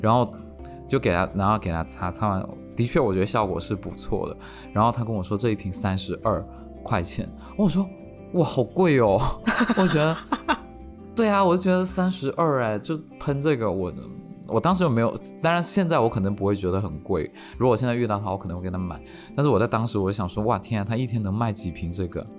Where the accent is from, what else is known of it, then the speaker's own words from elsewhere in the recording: China; 我是中国人